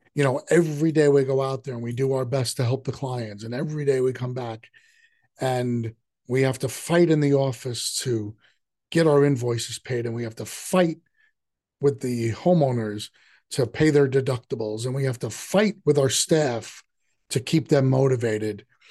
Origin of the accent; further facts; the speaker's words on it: New York City, New York, United States; I grew up in the city, but I grew up in Queens